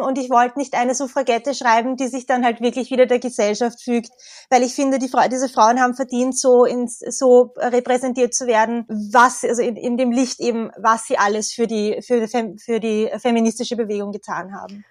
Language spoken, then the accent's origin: German; Tullnerfeld, Lower Austria, Austria; now in Vienna, Austria; ich bin eigentlich in Niederösterreich aufgewachsen. Im Tulnerfeld